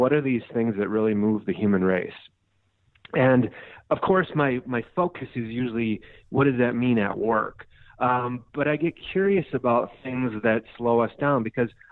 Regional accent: Minnesota, United States; now in Scottsdale, United States; I grew up in Minnesota. I now live in Scottsdale, Arizona

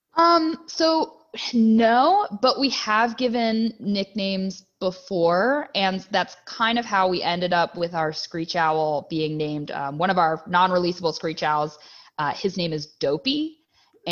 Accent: Catonsville, Maryland, United States; moved away as an adult; also born or lived in Virginia / California / Texas; now in Boyce, United States; I'm just south of Baltimore, but to be more specific, Catonsville area

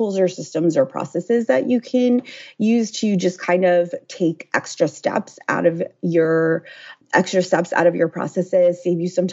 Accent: United States; I'm from the New Jersey, New York City area

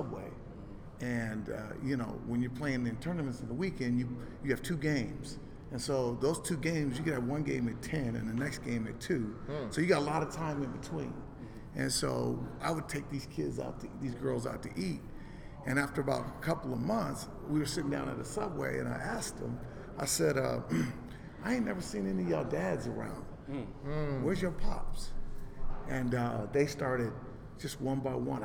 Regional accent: Los Angeles, California, United States; also born or lived in Inglewood; now in Portland, United States; I grew up in South Central

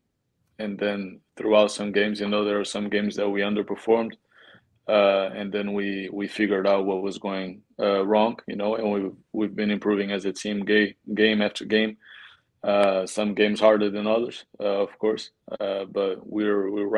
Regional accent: Portugal; now in United States; I'm from Portugal. So, of course, you don't know my friends and my family from there

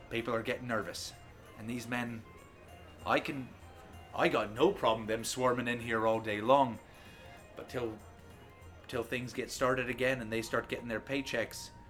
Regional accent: Miami, Florida, United States; I'm from Miami, Florida

